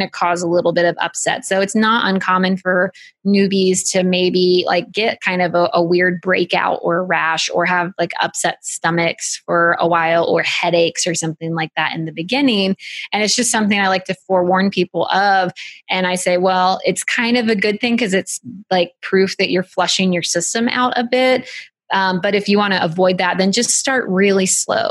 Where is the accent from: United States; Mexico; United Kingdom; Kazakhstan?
United States; We're American